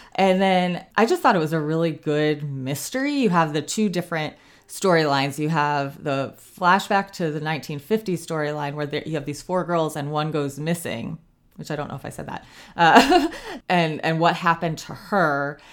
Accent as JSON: {"language": "English", "region": "Ohio", "country": "United States", "tie": "born or raised there", "also_born_or_lived": "South Carolina", "moved": "yes", "lives_now": "North Carolina, United States", "said": "I grew up in Ohio"}